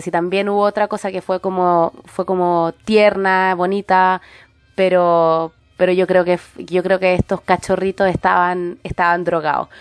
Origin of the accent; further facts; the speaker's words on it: Santiago, Santiago Metropolitan Region, Chile; moved away; yo soy santiaguina